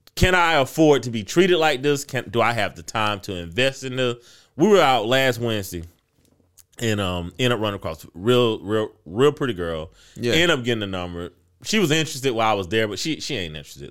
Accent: United States

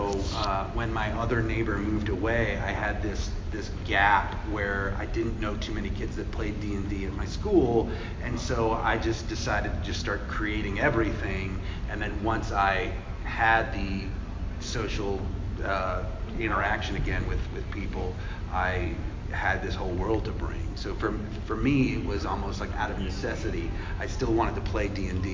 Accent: Virginia, United States; I grew up in Virginia

